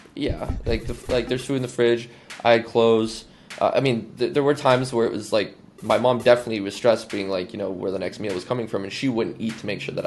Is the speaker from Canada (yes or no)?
yes; Canada; I'm a Canadian